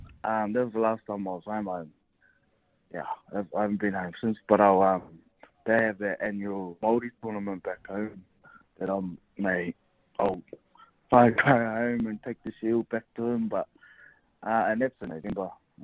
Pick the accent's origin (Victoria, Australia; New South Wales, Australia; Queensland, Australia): Queensland, Australia; But I'm a pro Queenslander. I'm a Queenslander.